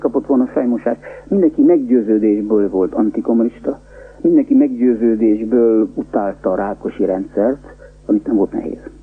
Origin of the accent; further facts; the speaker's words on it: Budapest, Hungary; moved away as an adult; also born or lived in Paris, France; now in Munich, Germany; én Budapesten nevelkedtem